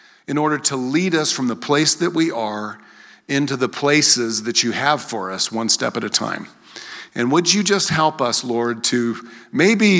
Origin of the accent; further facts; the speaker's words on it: Greeley, Colorado, United States; also born or lived in Philadelphia; And then we got to Greeley, and I grew up in Greeley. Went to Maple. I was a Maplewood Mustang, a Heath Panther, a Greeley Central Wildcat.